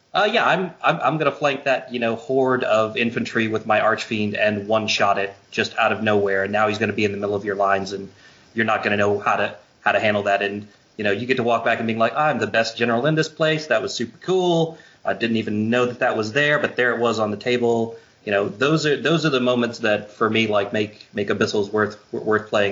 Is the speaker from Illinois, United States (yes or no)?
no; Virginia, United States; moved away as an adult; also born or lived in California; I'm originally from Virginia, but uh, I lived in uh, California for about seven years, and then moved back to the East Coast just a, just a couple of years ago